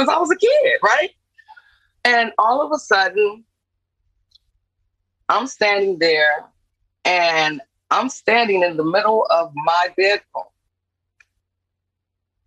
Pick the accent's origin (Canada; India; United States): United States; New Orleans, Louisiana; I'm from New Orleans. My family is originate from New Orleans.